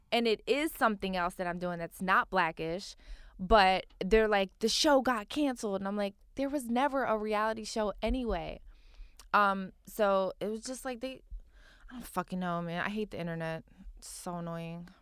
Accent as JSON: {"language": "English", "town": "Philadelphia", "region": "Pennsylvania", "country": "United States", "tie": "born or raised there", "moved": "yes", "lives_now": "Los Angeles, United States", "said": "I grew up in Philly, and I grew up with, like, a K Verdi and Mom."}